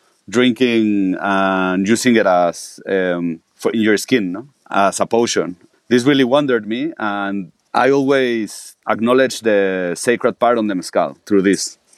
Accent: Mexico City, Mexico; also born or lived in Oaxaca City, Mexico; I was born in Oaxaca City in 1986, and I grew up mostly in Mexico City. My dad is from Oaxaca. My mother is Lebanese. She also grew up in Mexico.

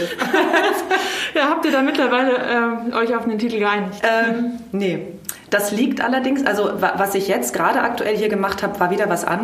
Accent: Heidelberg, Baden-Württemberg, Germany; born there; also born or lived in Tel Aviv, Israel / Vienna, Austria; ich bin gebürtige Heidelbergerin ähm, und bin dann aber, ui, wie lange lebe ich jetzt oder habe ich nicht in Heidelberg gelebt? Ich bin erst im Dezember 2019 wieder zurückgekommen

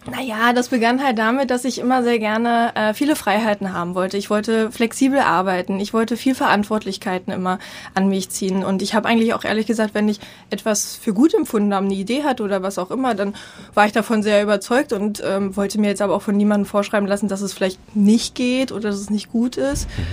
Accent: East Germany, Germany; ich komme aus dem Osten

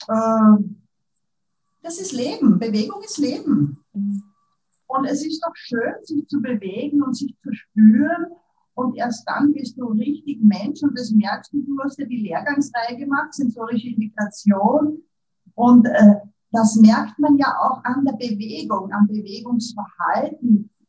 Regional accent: Upper Austria, Austria; now in Vienna, Austria; Ich lebe in Wien, bin aus Oberösterreich, aber bin schon lang in Wien

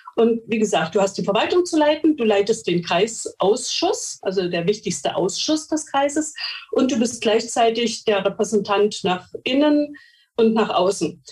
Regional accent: Mecklenburg-Vorpommern, Germany; Bei uns in Mecklenburg-Vorpommern

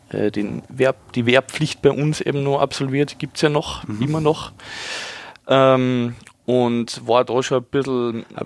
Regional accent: Pinzgau, Salzburg, Austria; now in Ingolstadt, Germany; meine Heimat ist nicht Bayern, meine Heimat ist das wunderschöne Österreich, in dem Fall mitten aus die Berg. Binskau

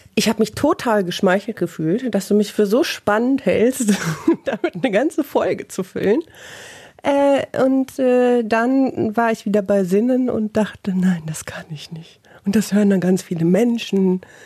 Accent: Bielefeld, North Rhine-Westphalia, Germany; Im echten Leben komme ich aus Bielefeld, arbeite beim Radio

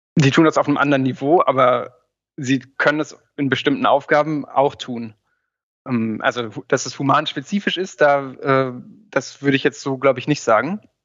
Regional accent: Göttingen, Lower Saxony, Germany; in meiner Heimatstadt in Göttingen

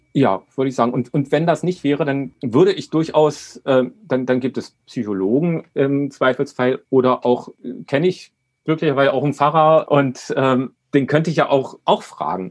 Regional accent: Berlin, Germany; Ich bin ähm, 1970 in Berlin geboren

